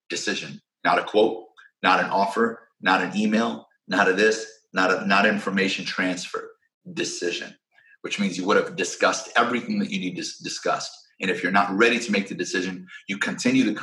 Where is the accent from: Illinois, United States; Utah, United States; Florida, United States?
Illinois, United States; Peoria; moved away as an adult; also born or lived in Chicago, Illinois; now in California, United States; I'm from Peoria, Illinois, Midwest, born and raised. That's my hometown.